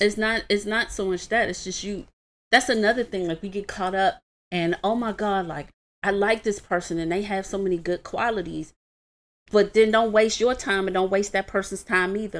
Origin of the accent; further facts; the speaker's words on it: Washington, District of Columbia, United States; I was raised in Washington, D C